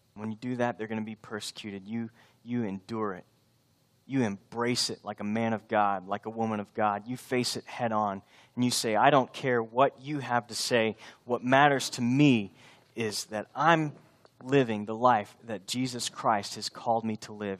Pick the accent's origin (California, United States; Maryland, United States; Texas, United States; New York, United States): Texas, United States; I'm from Texas. This is where I belong